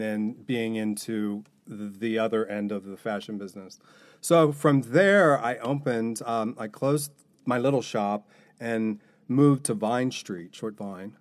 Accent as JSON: {"language": "English", "town": "Newport", "region": "Kentucky", "country": "United States", "tie": "born or raised there", "said": "as a kid growing up in Newport"}